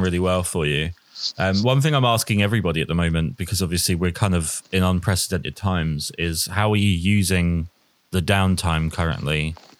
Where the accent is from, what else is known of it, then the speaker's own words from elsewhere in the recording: United Kingdom; typically British, where we're all quite reserved and pessimistic